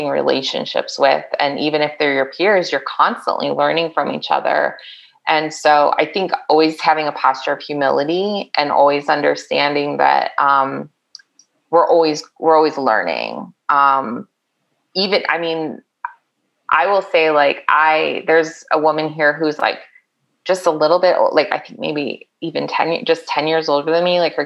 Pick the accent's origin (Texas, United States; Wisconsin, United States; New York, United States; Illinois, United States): Illinois, United States; Chicago; moved away; I grew up in the Chicago suburbs